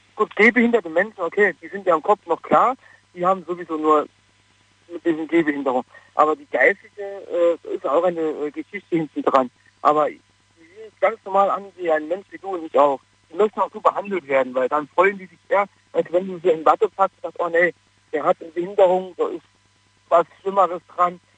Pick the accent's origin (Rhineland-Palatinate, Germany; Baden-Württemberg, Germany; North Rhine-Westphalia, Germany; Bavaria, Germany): North Rhine-Westphalia, Germany; Wanne-Eickel; moved away as an adult; also born or lived in Bromberg near Pforzheim; now in Pforzheim area, Germany; Ich komme eigentlich aus Nordrhein-Westfalen bei Wanne Eickel. Ich bin hier hingezogen zum Arbeiten